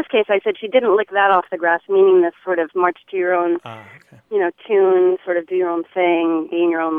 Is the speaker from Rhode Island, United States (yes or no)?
yes; Newport, Rhode Island, United States; Newport, Rhode Island.